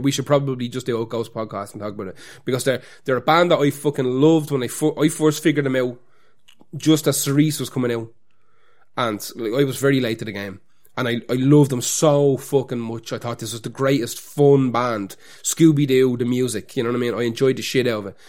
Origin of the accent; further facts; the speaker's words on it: Ireland; As Irish people